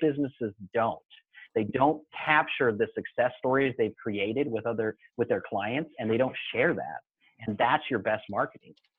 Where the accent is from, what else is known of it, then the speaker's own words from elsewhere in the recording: Mesa, Arizona, United States; I uh, grew up in uh, Mesa, Arizona